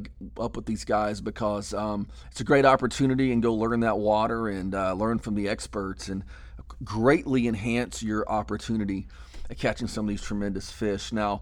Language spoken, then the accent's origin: English; Texas, United States; born or raised there